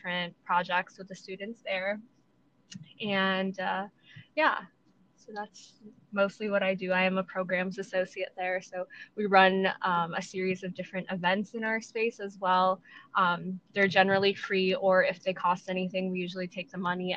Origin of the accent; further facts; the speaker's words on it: Chicago, Illinois, United States; I am from Chicago, and I've known Pete since high school